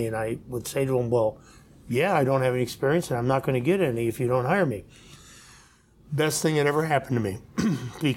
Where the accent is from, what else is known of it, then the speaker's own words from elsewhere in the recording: Detroit, Michigan, United States; moved away as an adult; also born or lived in Washington, D.C.; I'm a boy from Detroit, Michigan